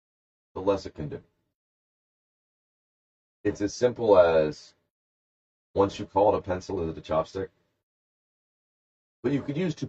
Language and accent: English; Columbus, Georgia, United States; I'm from Columbus, Georgia, not Columbus, Ohio.